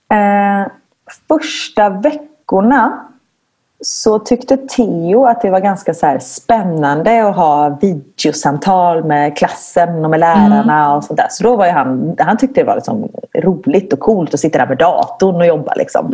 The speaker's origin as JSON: {"language": "Swedish", "town": "Gothenburg", "region": "Västra Götaland", "country": "Sweden", "moved": "as an adult", "lives_now": "Belgium", "said": "jag kommer från Göteborg"}